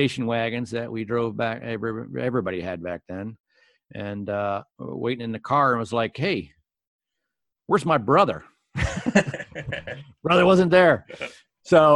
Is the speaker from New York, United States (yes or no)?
no; Bethesda, Maryland, United States; also born or lived in Washington, D.C.; grew up in Bethesda in a court